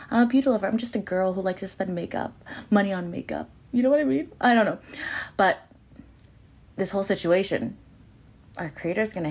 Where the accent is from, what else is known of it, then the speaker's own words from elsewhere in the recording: Canada; I'm your Canadian, Asian, Latina bestie.